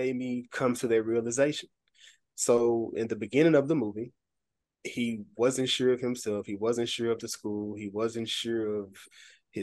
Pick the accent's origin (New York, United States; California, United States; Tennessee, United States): Tennessee, United States; Memphis; now in Little Rock, United States; I am originally from Memphis, Tennessee